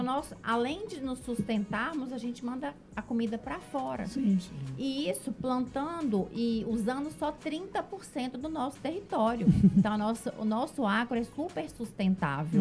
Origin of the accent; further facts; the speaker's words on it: Ipatinga, Minas Gerais, Brazil; moved away as an adult; also born or lived in Periquito; now in Governador Valadares, Brazil; morei na roça até seis anos de idade. Uhum. Depois que eu fui pra Ipatinga. E eu fui criada no meio da vaquejada